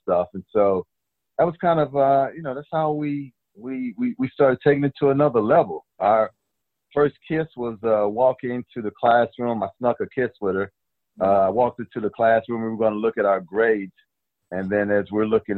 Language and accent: English; Texas, United States; moved away; also born or lived in Oakland, California; growing up in Texas